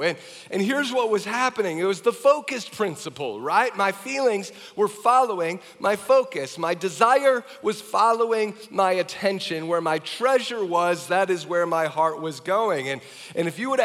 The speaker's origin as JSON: {"language": "English", "region": "Wisconsin", "country": "United States", "also_born_or_lived": "Minnesota", "moved": "as an adult", "said": "I moved back to Wisconsin. I came from Wisconsin, went to the U of M"}